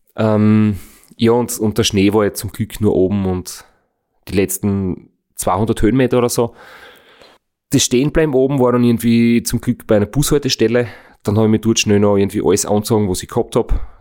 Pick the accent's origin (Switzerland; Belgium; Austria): Austria; wir sind jetzt in Österreich geboren, leben in Österreich